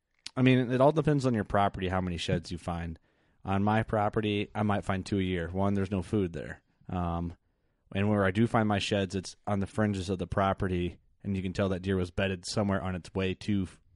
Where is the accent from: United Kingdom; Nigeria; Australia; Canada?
Canada; Like we're Canadian.